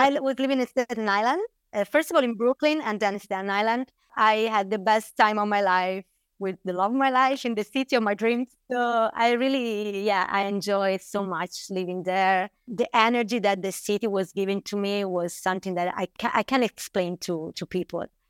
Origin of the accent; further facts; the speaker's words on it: Bolgheri, Tuscany, Italy; I grew up here in Bulgaria